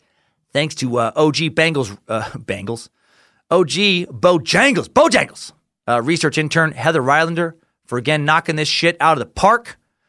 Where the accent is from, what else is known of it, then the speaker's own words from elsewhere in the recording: Mexico; now in United States; I am an immigrant from Mexico, and after 26 years, I just became a legal permanent resident of the United States.